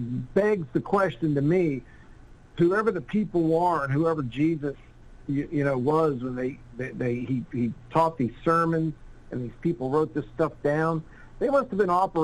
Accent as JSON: {"language": "English", "region": "the South", "country": "United States", "tie": "born or raised there", "said": "I grew up in the South, so I'm pretty familiar with a lot of the kind of Christian mores and whatnot."}